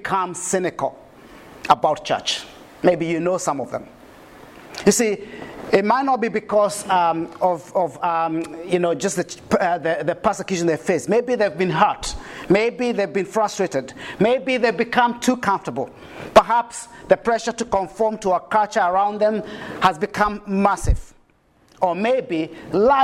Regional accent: Kenya; now in New Zealand; a Kenyan living in New Zealand

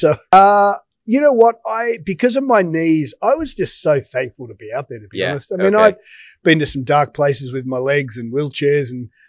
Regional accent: Australia; moved away as an adult; now in New York, United States; I'm an Aussie, so I haven't had a – but I've been here, what, 17 years?

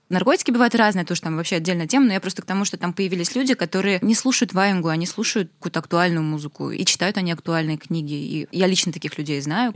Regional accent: Naberezhnye Chelny, Tatarstan, Russia; now in Kazan, Russia; я выросла в набережных Челнах, где ничего не было

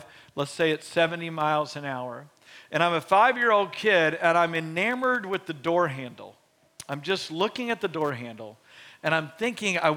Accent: Beaumont, Texas, United States; now in Waco, United States; my hometown of Beaumont, Texas

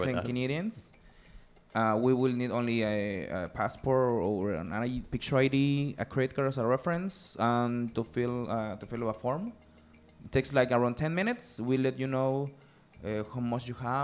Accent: Mérida, Yucatán, Mexico; I'm from Yucatan.

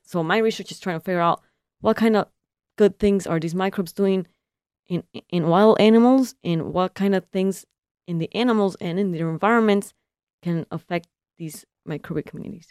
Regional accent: California, United States; now in Michigan, United States; I'm from California, and I'm a first generation consular

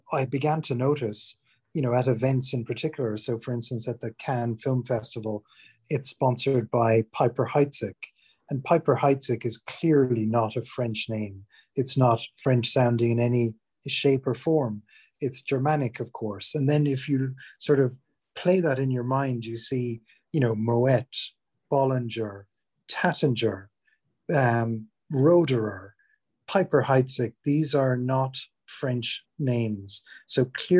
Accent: Ireland; moved away as an adult; now in England, United Kingdom; I'm from Ireland originally, but have been living in England for over 20 years, basically since I left college.

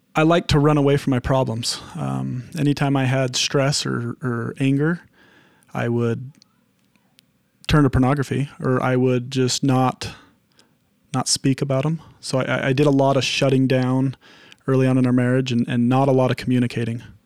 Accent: Henefer, Utah, United States; I was in Hennifer.

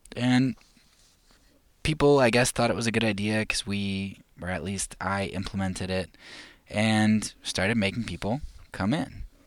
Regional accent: United States; As, as an American

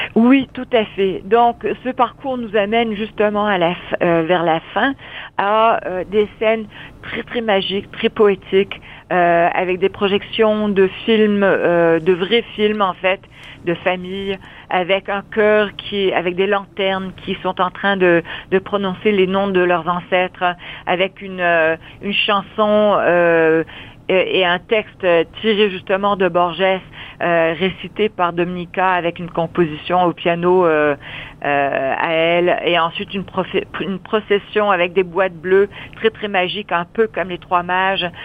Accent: London, United Kingdom; also born or lived in Vancouver, Canada / Windsor, Canada; now in Montreal, Canada; je suis née à Londres

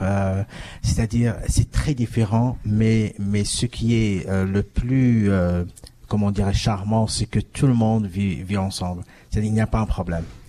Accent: Morocco; moved away as an adult; now in Toronto, Canada; je suis du Maroc, de l'Afrique. je suis venu ici en 2000

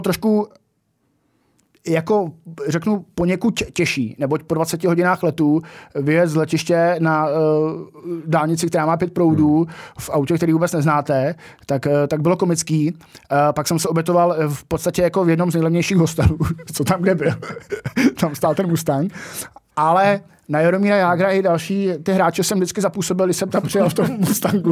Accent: Czechia; odkud jsme, z Česka

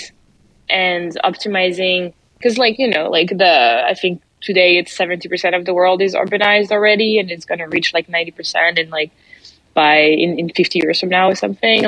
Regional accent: France; accent: French; English is a second language; moved away as an adult; now in United States; you probably noticed my accent already. I'm French and I arrived in the US 6-7 years ago now.

